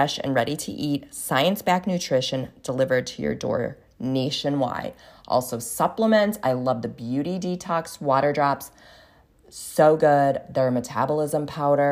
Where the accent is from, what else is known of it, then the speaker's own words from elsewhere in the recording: Cleveland, Ohio, United States; I'm not originally from Cleveland. But anyways, I grew up in Cleveland